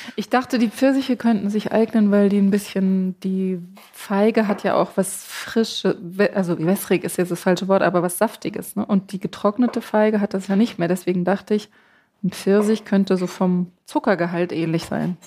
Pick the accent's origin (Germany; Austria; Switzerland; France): Germany; Southern Germany; Allerdings komme ich auch aus Süddeutschland